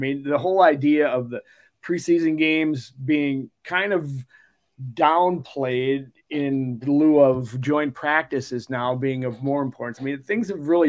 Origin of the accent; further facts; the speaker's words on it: Mankato, Minnesota, United States; I'm from Mankato, Jeff